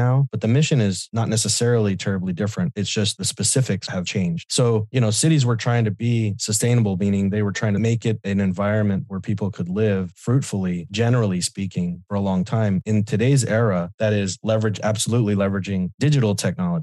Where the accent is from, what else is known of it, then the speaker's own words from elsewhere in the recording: El Paso, Texas, United States; in my hometown of El Paso, Texas